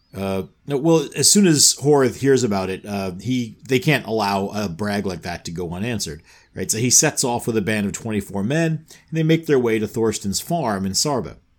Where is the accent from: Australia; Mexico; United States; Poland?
United States; New York; I grew up in New York